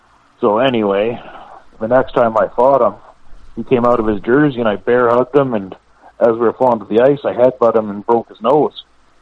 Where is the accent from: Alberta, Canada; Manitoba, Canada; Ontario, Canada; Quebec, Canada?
Quebec, Canada; because I came from Quebec where we were taking our own off.